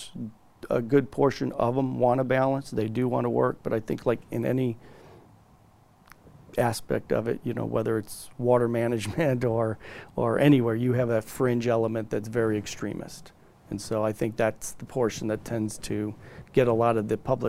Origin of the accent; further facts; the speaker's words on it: Indiana, United States; now in California, United States; I grew up in Indiana